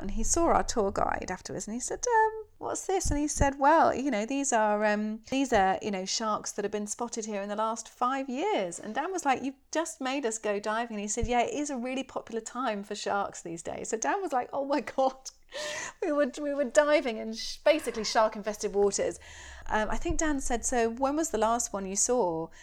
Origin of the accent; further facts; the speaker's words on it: United Kingdom; I'm so British